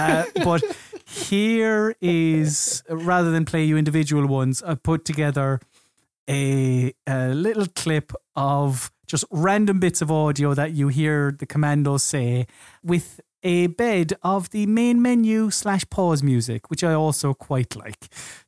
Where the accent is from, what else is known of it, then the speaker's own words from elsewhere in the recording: Ireland; as an Irishman